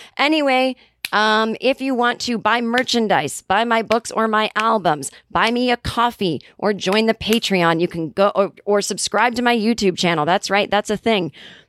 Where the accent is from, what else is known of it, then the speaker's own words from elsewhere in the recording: Kentucky, United States; I'm from Kentucky. I grew up with the word toboggan, meaning a knitted hat one would wear in the winter